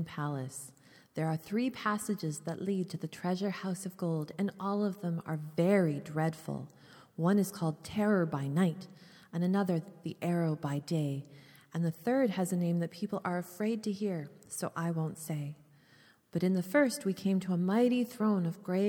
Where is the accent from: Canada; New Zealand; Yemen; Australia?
Canada; being Canadian